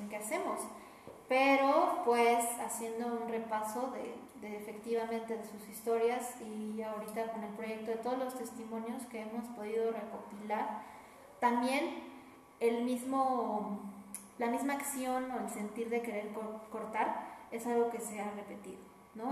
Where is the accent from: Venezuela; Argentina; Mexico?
Mexico; Aquí en nuestra cultura como mexicanos nos han educado